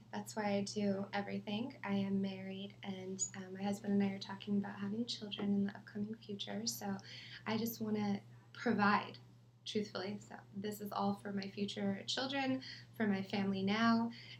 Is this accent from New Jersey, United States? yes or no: no; Riverside, California, United States; Oh, Riverside.